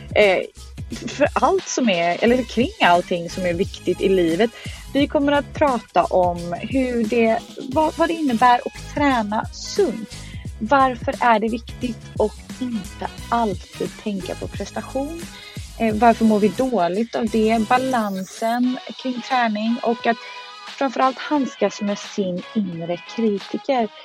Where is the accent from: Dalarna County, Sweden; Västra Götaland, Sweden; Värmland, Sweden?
Västra Götaland, Sweden; Skärhamn; now in Stockholm, Sweden; jag är uppvuxen i Skärhamn